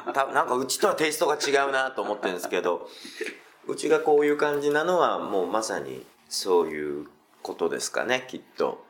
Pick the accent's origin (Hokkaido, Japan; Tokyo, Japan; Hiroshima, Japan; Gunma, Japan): Tokyo, Japan; 中目黒は本当、もう僕、ここしか故郷がないんですよ